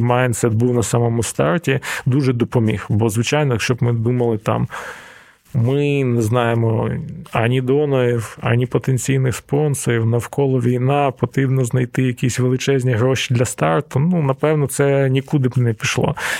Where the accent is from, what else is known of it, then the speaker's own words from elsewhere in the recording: Donetsk, Donetsk Oblast, Ukraine; moved away; мій рідний Донецьк